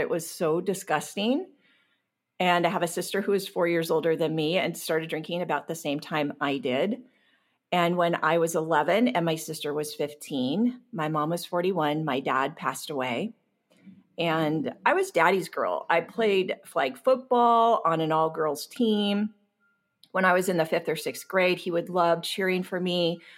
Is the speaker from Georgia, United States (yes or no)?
no; Long Beach, California, United States; I grew up in Long Beach, California.